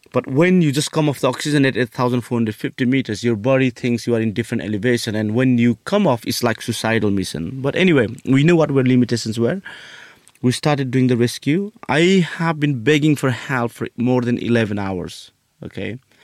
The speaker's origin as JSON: {"language": "English", "country": "Nepal", "moved": "yes", "said": "I'm from Nepal."}